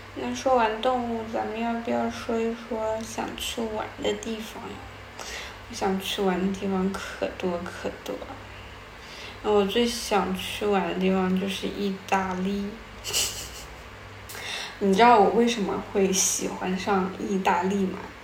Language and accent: Chinese; China; moved away as an adult; also born or lived in Japan; 那个时候我们班里面就我一个中国人